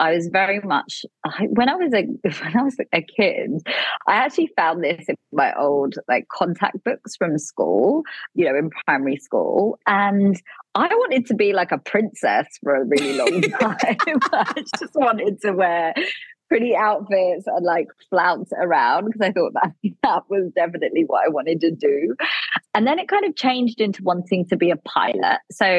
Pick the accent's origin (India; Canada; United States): India; Delhi; also born or lived in London, United Kingdom; I grew up between Delhi in India and London in the UK.